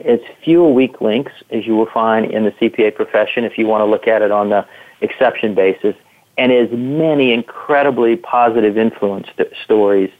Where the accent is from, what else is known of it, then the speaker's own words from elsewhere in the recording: Louisiana Gulf Coast, United States; moved away; I grew up in a small city or a small town of about 50,000 people right on the Louisiana Gulf Coast